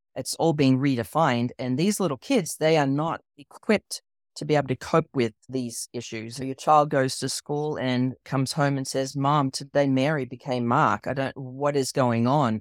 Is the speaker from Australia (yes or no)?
yes; Australia; moved away as an adult; now in United States; I grew up in Australia, I was born and raised in Australia, so you might notice my accent